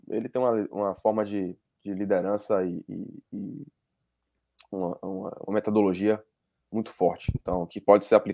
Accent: Salvador, Bahia, Brazil; now in United States; Eu vim de Salvador.

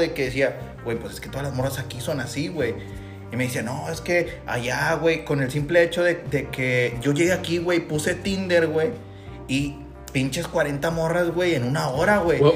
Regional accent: Mexico; los mexicanos sabemos cómo divertirnos

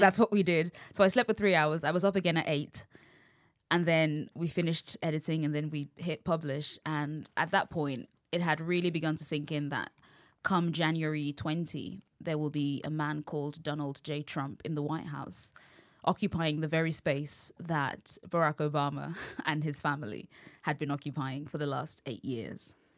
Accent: London, United Kingdom; accent: English; I'm from London

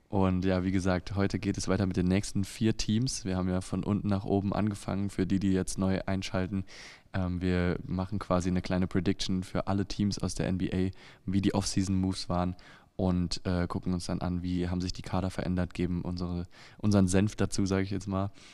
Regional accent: Germany; als Deutscher

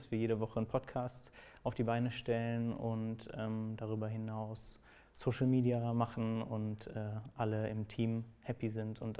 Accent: Cologne, North Rhine-Westphalia, Germany; now in Berlin, Germany; Also ich komme eigentlich aus Köln und äh, mein Herz wird auch immer in Köln sein. Ich wahrscheinlich selber auch irgendwann wieder, ähm, aber jetzt gerade hier in Berlin.

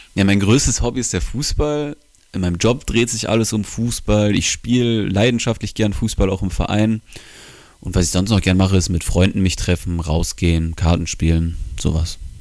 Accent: Bonn, North Rhine-Westphalia, Germany; moved away as an adult; now in Wilhelmshaven, Germany; 19 Jahre alt und ich komme aus Bonn.

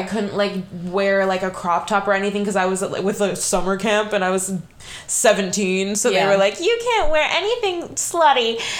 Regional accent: Nevada, United States; moved away as an adult; now in New York City, United States; and I'm from Nevada

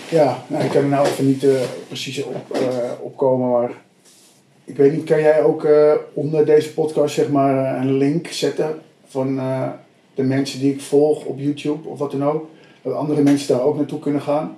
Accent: Abbekerk, North Holland, Netherlands; ik kom ook hm. uit een eh, dorpje Abbekerk met ongeveer 3000 mensen

